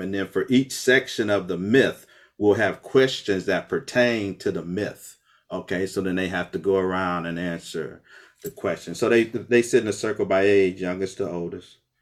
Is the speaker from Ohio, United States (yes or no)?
yes; Akron, Ohio, United States; I grew up West Akron on Store Avenue between Lawton and Slauson, all black neighborhood